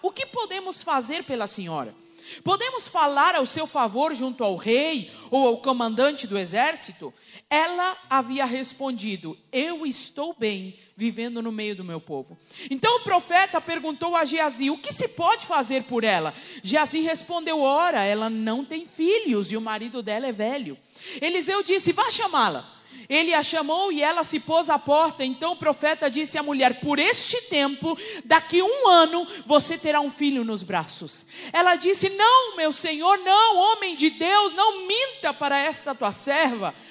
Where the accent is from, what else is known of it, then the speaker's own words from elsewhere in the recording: Rivera, Uruguay; moved away; eu sou uruguaia, tá? Sou de Rivera